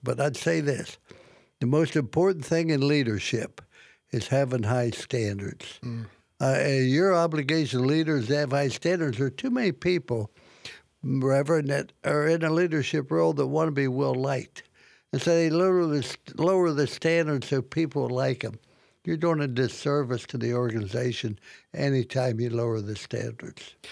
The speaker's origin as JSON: {"language": "English", "region": "Midwest", "country": "United States", "tie": "born or raised there", "said": "when I grew up in the Midwest"}